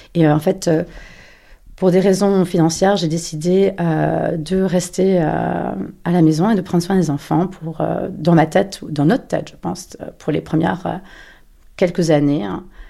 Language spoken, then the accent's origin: French; Paris, Île-de-France, France; moved away; also born or lived in New York; j'ai 44 ans et je suis parisienne.